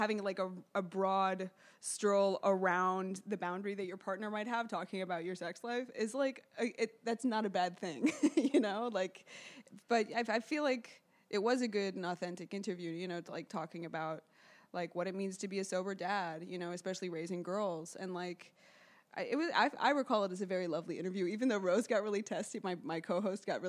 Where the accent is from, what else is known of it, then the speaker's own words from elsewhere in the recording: New York City, New York, United States; I grew up here in New York City